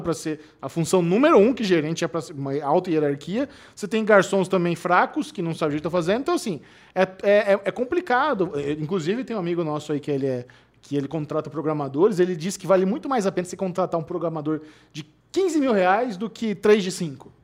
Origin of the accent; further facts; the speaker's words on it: São Paulo, Brazil; eu sou paulistano